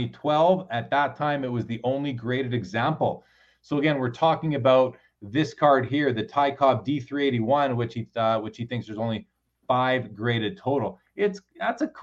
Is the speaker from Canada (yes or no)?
yes; Canada; I'm a Canadian.